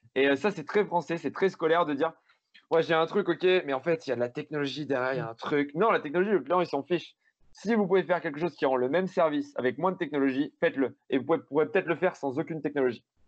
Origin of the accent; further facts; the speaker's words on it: Grenoble, Auvergne-Rhône-Alpes, France; Je suis grenoblois, mais je monte à Paris deux jours par, par mois